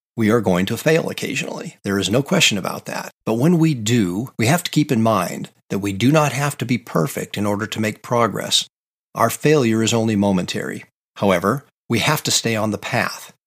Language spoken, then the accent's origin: English; Pacific Northwest, United States; I grew up in the Pacific Northwest in the United States